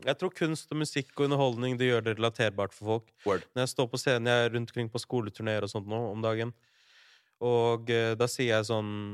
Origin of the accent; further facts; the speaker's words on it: Larvik, Vestfold, Norway; jeg kom fra Larvik